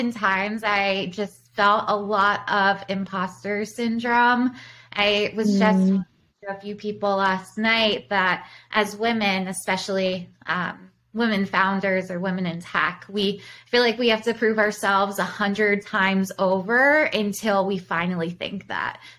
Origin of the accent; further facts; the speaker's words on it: Baltimore, Maryland, United States; moved away as an adult; now in Chicago, United States; I'm originally from Baltimore. I came to Chicago when I was 18